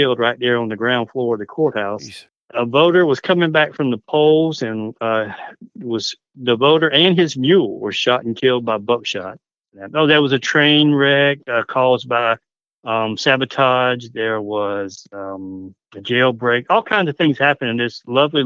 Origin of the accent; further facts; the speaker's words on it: Hampton County, South Carolina, United States; I'm telling the story of my hometown, my community